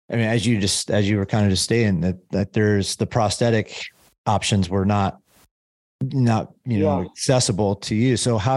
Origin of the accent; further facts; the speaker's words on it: Midwest, United States; I'm from the Midwest as well. Right. So, and I'm 47 and so we kind of grew up in the Midwest in that around that same time period